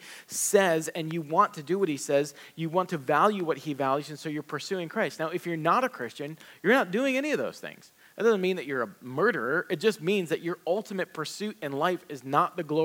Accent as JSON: {"language": "English", "region": "the South", "country": "United States", "tie": "born or raised there", "said": "I grew up in the South"}